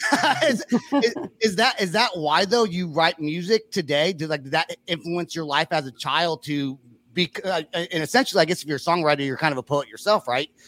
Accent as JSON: {"language": "English", "area": "Bay Area", "region": "California", "country": "United States", "moved": "yes", "lives_now": "Oklahoma, United States", "said": "I'm from California. I'm from the Bay Area"}